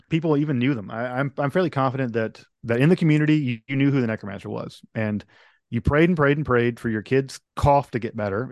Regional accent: Mississippi, United States; a fellow, uh, Mississippian, I'm from Mississippi

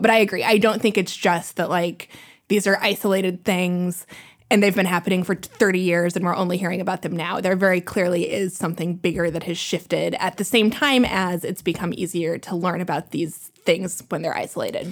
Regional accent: Kansas City, Kansas, United States; moved away; I'm from Kansas City, so I have a specific interest in Missouri and, and racial issues in Missouri and how I grew up in Kansas

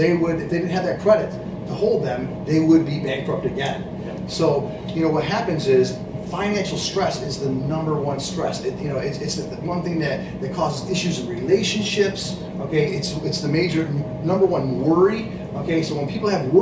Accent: Lowville, New York, United States; I was born up in Lowellville, New York

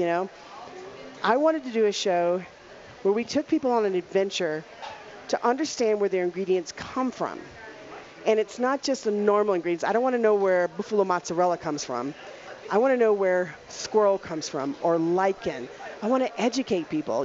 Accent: Louisiana, United States; moved away as an adult; also born or lived in Dallas, Texas; now in Colorado, United States; I'm from Louisiana

